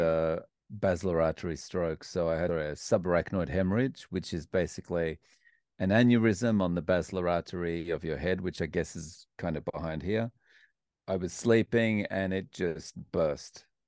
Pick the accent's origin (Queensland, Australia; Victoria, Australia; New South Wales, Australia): Victoria, Australia; Melbourne; moved away as an adult; also born or lived in Scotland; now in Japan; I grew up in Melbourne, Australia